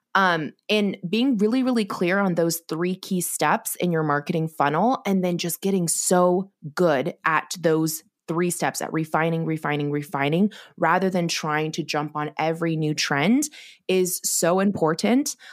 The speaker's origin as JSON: {"language": "English", "town": "Corvallis", "region": "Oregon", "country": "United States", "tie": "born or raised there", "also_born_or_lived": "China / Los Angeles, California", "said": "I grew up in Oregon in a small college town, Corvallis"}